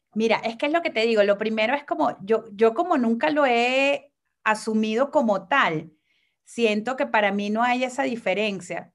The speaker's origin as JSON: {"language": "Spanish", "country": "Venezuela", "moved": "yes", "lives_now": "Mexico", "said": "soy mujer venezolana"}